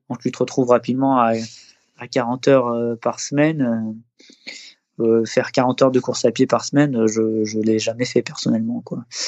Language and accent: French; Les Deux Alpes, Auvergne-Rhône-Alpes, France; also born or lived in Eybens, Isère; j'ai passé une petite dizaine d'années dans, la station des Deux Alpes, qui est, donc, qui est une station de ski à, à peu près une heure de Grenoble. C'est là que j'ai grandi avec mes parents.